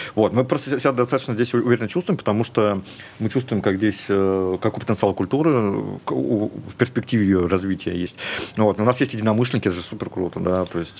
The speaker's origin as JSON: {"language": "Russian", "country": "Russia", "also_born_or_lived": "Moscow", "moved": "as an adult", "lives_now": "Dubai, United Arab Emirates", "said": "мы из России теперь"}